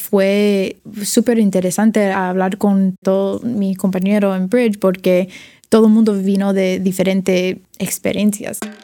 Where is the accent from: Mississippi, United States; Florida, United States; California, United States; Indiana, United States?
Florida, United States; Miami; accent: Cuban; Spanish is a second language; moved away as an adult; also born or lived in New York; now in San Francisco, United States; Sí, nací en Miami. Eh, crecí ahí en, Miami hasta los 18 años